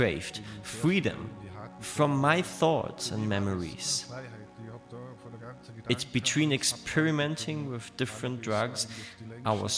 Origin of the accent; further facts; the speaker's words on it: Bregenz, Vorarlberg, Austria; my hometown of Bregenz